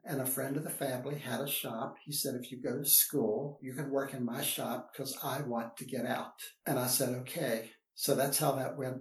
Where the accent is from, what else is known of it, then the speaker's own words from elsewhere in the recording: West Virginia, United States; I am from West Virginia, grew up on a farm